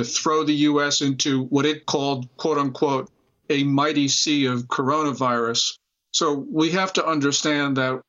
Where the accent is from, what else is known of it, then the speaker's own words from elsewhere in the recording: United States; I'm Chinese American